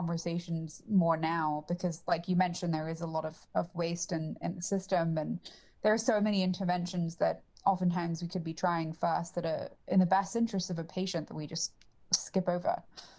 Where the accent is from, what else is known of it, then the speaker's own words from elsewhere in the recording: England, United Kingdom; I mean, and you could probably tell that I'm English, so this is just not a problem that we have as much in the UK